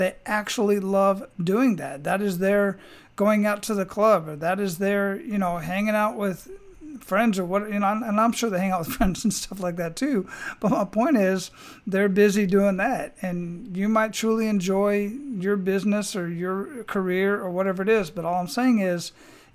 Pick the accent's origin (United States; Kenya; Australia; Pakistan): United States; Arizona; moved away; I was originally born and raised in Arizona